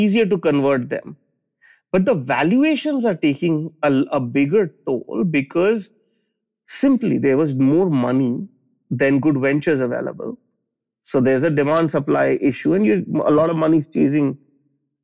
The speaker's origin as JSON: {"language": "English", "region": "Delhi", "country": "India", "tie": "born or raised there", "said": "I grew up in Delhi in India, which is the capital of the country"}